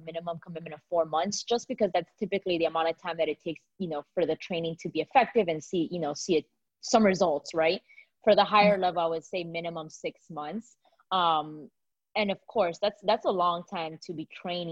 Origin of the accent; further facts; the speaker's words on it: Miami, Florida, United States; moved away as an adult; now in Atlanta, United States; been able to stay in my hometown and see my family